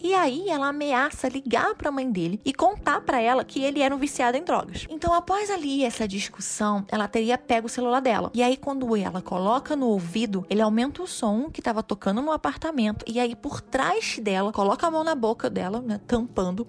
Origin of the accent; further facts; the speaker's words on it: Costa Verde, Rio de Janeiro, Brazil; eu nasci na Costa Verde